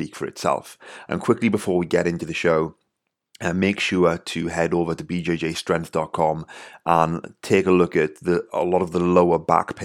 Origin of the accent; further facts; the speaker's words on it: Wales, United Kingdom; accent: Welsh; my Welsh accent